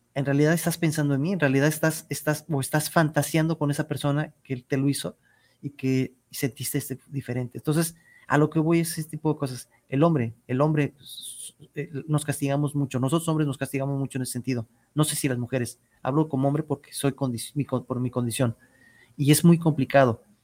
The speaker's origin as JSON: {"language": "Spanish", "country": "Mexico"}